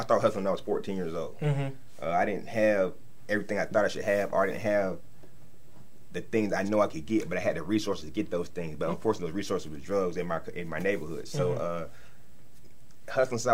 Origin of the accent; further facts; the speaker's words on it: Charlotte, North Carolina, United States; I'm originally from Charlotte, North Carolina